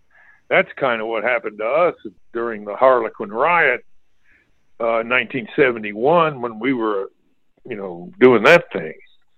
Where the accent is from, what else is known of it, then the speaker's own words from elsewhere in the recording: Chattanooga, Tennessee, United States; Well, I lived in North Chattanooga over on Mississippi Avenue. I had eight brothers and sisters, and we had a great swimming team